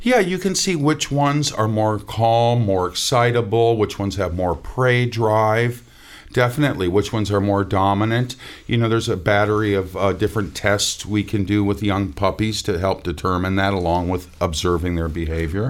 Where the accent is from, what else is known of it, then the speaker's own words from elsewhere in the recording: Minnesota, United States; moved away; I'm from Minnesota